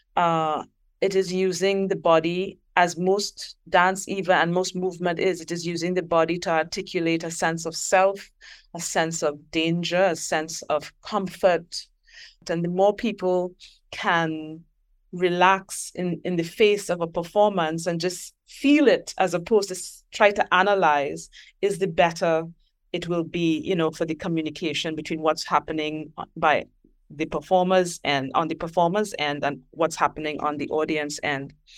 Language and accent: English; Trinidad & Tobago; I am from Trinidad and Tobago